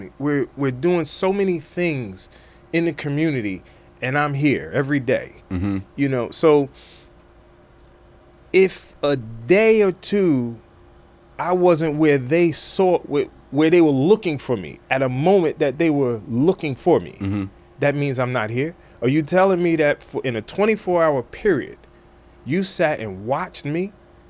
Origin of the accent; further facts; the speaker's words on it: Roselle, New Jersey, United States; I'm from North Jersey.